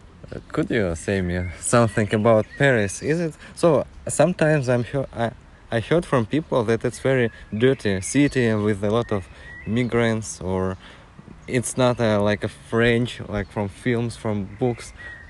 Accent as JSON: {"language": "English", "country": "Russia", "second_language": "English", "moved": "as an adult", "lives_now": "Germany", "said": "I'm from Russia."}